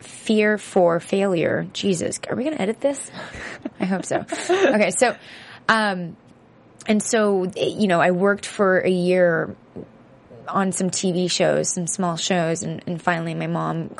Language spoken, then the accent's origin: English; San Francisco, California, United States; I grew up in San Francisco